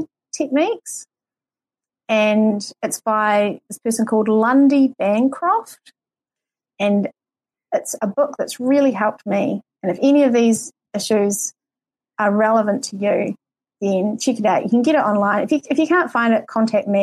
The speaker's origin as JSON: {"language": "English", "country": "New Zealand", "accent": "New Zealand", "said": "my New Zealand accent"}